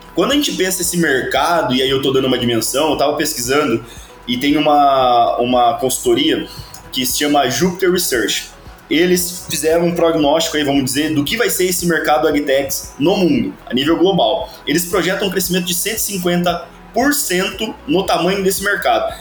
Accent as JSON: {"language": "Portuguese", "town": "Avaré", "region": "São Paulo", "country": "Brazil", "tie": "born or raised there", "said": "eu sou paulista do interior lá de São Paulo, uma cidadezinha que se chama Avaré"}